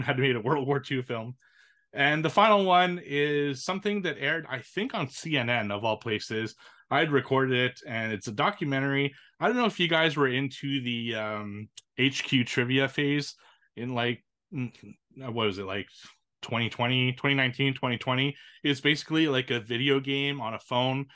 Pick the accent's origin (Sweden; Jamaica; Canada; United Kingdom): Canada; It's from my hometown